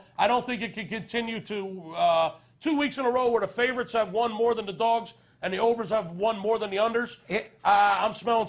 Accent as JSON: {"language": "English", "town": "Philadelphia", "region": "Pennsylvania", "country": "United States", "said": "I'm from Philadelphia."}